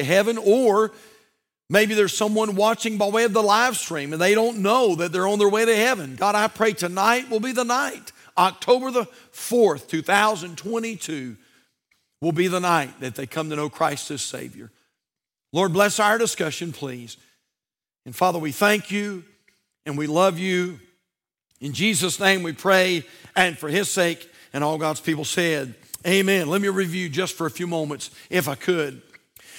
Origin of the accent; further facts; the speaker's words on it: United States; I'm an American